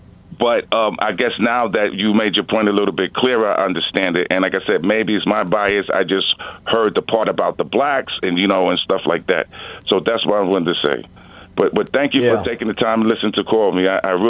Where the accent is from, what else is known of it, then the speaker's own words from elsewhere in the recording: New York City, New York, United States; I came from New York City, and New York City is one of the most segregated places in the world.